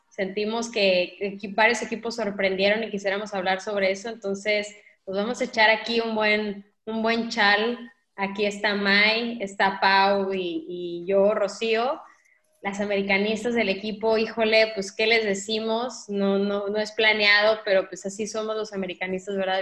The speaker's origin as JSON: {"language": "Spanish", "town": "Mazatlán", "region": "Sinaloa", "country": "Mexico", "said": "mi tierra"}